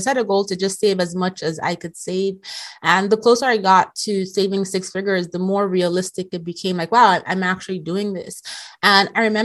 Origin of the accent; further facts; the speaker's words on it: Nigeria; moved away as an adult; also born or lived in Europe; I graduated high school in Nigeria